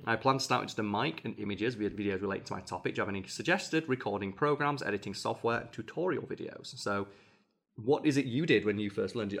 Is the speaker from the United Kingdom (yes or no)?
yes; England, United Kingdom; as an English person